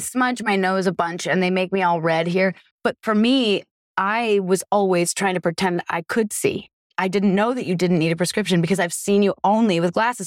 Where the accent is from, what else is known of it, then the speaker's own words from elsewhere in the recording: Vermont, United States; I'm from Vermont